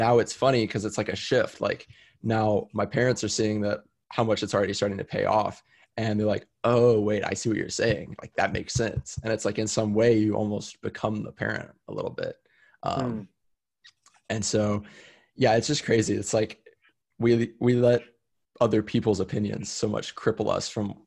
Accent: Austin, Texas, United States; also born or lived in San Diego, California; Austin's my hometown. It's where I was born and raised

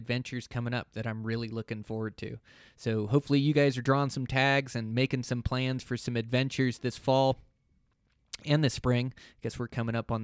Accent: Montana, United States; my home state of Montana

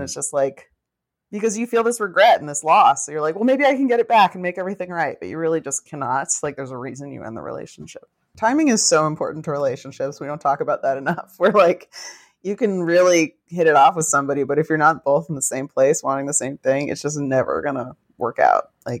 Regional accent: New York, United States; I grew up in New York, so I don't think anyone was like, why aren't your parents married?

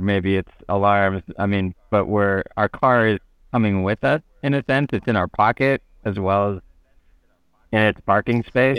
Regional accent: United States; as American

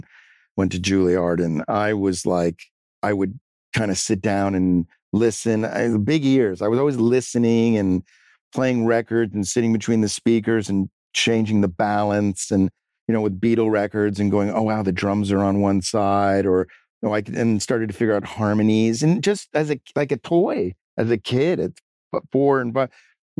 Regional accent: New York, United States; growing up in New York, I'm the youngest of three

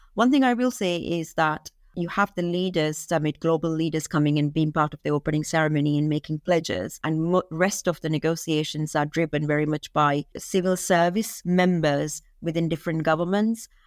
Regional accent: Maldives; I'm from Maldives, and I grew up in the Maldives

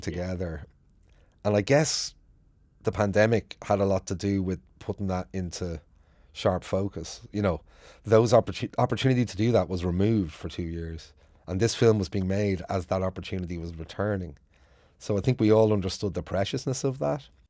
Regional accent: Bray, Leinster, Ireland; now in Dublin, Ireland; I grew up in Bray

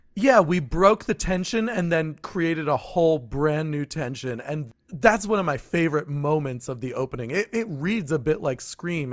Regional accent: New Jersey, United States; I grew up in a small fictional town in New Jersey.

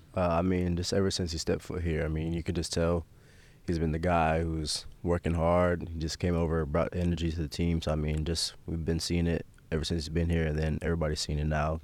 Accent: Omaha, Nebraska, United States; my parents raised me there. Like you said, I lived there my whole life

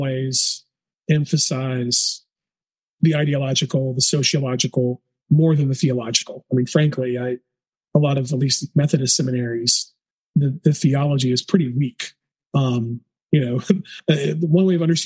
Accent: the South, United States; growing up in the South

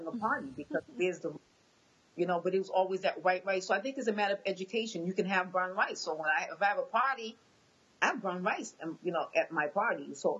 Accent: Boston, Massachusetts, United States; first language Haitian Creole; English is a second language; No, I was born and raised in Boston. Okay. My husband was born in Haiti. Okay. I'm just bilingual because my parents had just come, and so they spoke Creole, so then I spoke Haitian Creole first. And then I learned English

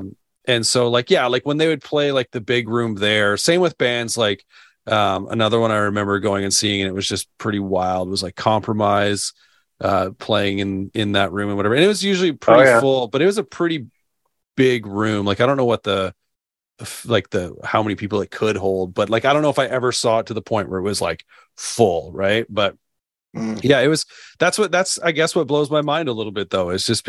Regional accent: Calgary, Alberta, Canada; growing up in the Calgary scene

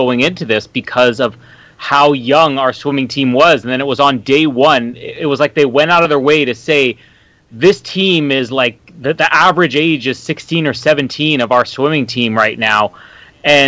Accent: LaSalle, Manitoba, Canada; I grew up in LaSalle, Manitoba, which is about 15 minutes from Winnipeg

